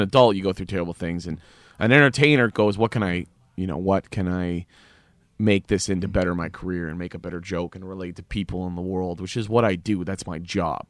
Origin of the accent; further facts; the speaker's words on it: Canada; as a Canadian